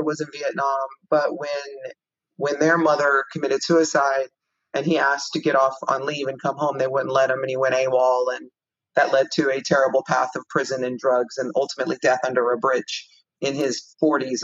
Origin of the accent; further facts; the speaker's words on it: Miami, Florida, United States; now in California, United States; I grew up in Miami